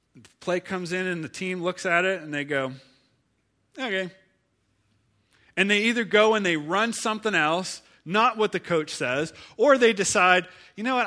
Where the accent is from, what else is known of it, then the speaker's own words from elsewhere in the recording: Ohio, United States; now in Pittsburgh, United States; I'm from Ohio